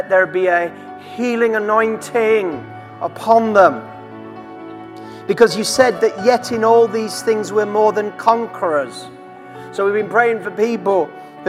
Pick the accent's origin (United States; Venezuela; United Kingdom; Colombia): United Kingdom; Durham, North East England; I was born, my mother was a 15-year-old single girl in just outside Durham. I was born in Queen Victoria Hospital, Christmas Day, 1968. And 3 months later, I was adopted by my mother and father, my father was a lecturer at Durham University